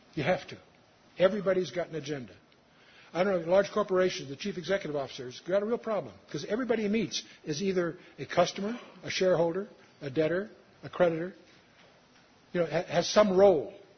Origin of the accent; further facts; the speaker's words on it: United States; also born or lived in Coeur d'Alene, Idaho; I'm an American